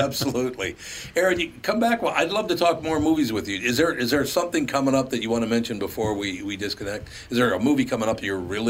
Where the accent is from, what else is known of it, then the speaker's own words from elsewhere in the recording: Minneapolis, Minnesota, United States; Growing up on West Broadway in North Minneapolis, there were three movie theaters there.